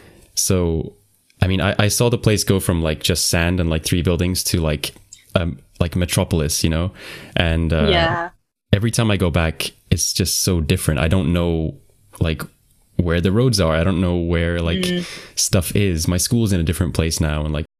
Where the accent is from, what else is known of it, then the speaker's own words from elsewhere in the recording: Qatar; So I grew up in Qatar, and if I try and like put myself in your shoes thinking like I want the citizenship of the country that I grew up in because I'm familiar with it